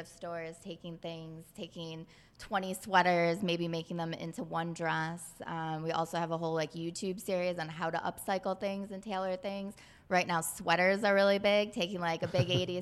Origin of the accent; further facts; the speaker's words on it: Detroit, Michigan, United States; I'm from Detroit, Michigan.